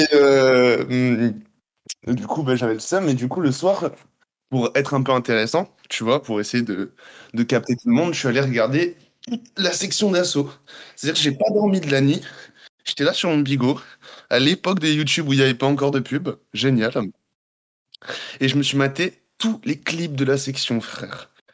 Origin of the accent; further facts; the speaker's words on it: Guadeloupe; moved away as an adult; also born or lived in Montreal, Canada; je suis né là-bas. J'ai vécu toute ma vie là-bas.